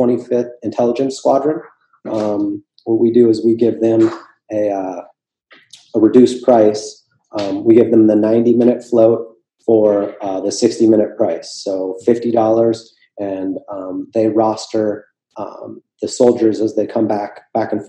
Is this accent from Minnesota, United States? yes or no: yes; Minneapolis, Minnesota, United States; now in Florida, United States; I'm from Minneapolis originally